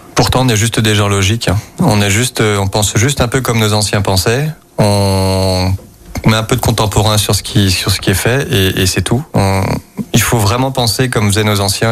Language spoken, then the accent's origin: French; Lyon, Auvergne-Rhône-Alpes, France; Je suis lyonnais